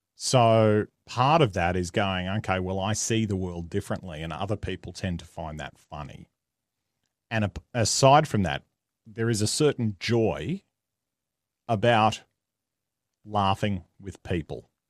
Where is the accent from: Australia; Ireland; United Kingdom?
Australia; accent: Australian; I am Australian, if the accent didn't give it away